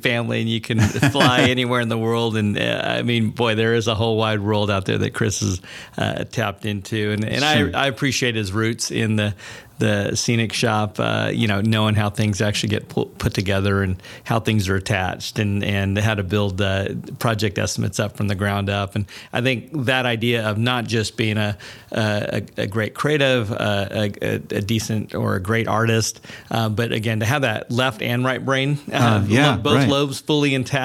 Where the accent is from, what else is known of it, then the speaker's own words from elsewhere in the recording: Germany; moved away; I grew up in Germany